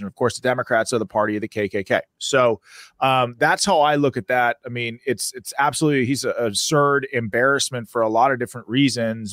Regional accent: Pennsylvania, United States; I'm from Pennsylvania.

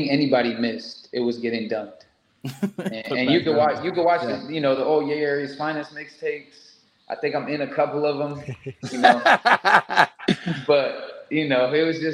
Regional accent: United States; being an American coming over

